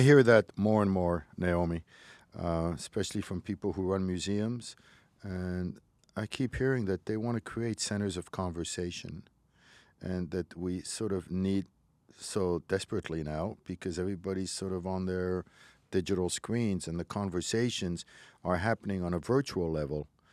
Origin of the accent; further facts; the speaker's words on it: Montreal, Quebec, Canada; English is a second language; I grew up in Montreal. I was a little kid, didn't know a word of English. I was eight years old